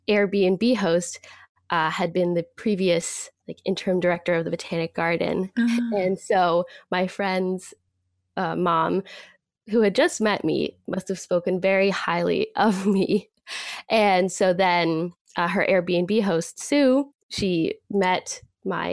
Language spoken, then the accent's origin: English; Boston, Massachusetts, United States; also born or lived in Natick, Massachusetts; I grew up in Jamaica Plain, which is one of the greenest areas in Boston